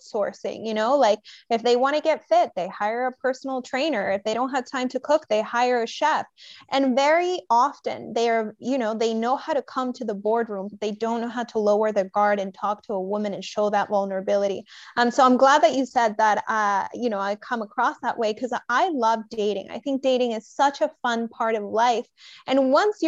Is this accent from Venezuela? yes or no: yes; Venezuela; I'm originally from Venezuela and my dad's Scottish